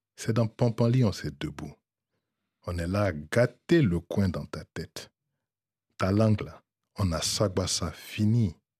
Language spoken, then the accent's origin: French; Abidjan, Côte d’Ivoire; moved away; j'ai quitté la Côte d'Ivoire relativement tôt